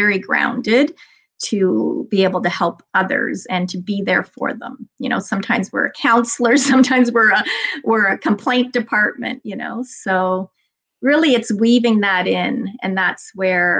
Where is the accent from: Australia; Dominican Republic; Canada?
Canada; Toronto, Ontario; I grew up in Toronto, in the west end of Toronto, in a little, used to be called the borough of Etobicoke